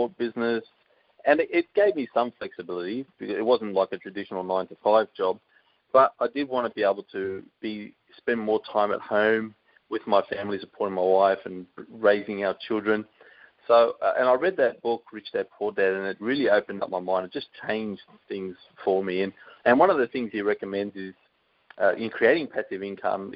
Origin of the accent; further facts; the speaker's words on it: Sydney, New South Wales, Australia; moved away as an adult; now in Brisbane, Australia; I'm from Sydney originally, and I moved up here to Brisbane about 14 years ago